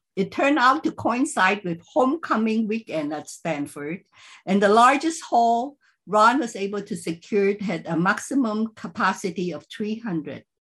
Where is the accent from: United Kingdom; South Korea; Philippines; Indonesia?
Philippines; moved away; I grew up in the Chinese community in the Philippines